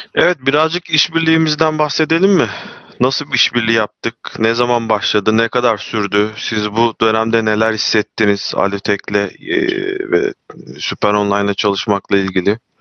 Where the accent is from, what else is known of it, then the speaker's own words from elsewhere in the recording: Çanakkale, Turkey; ben Çanakkale'liyim.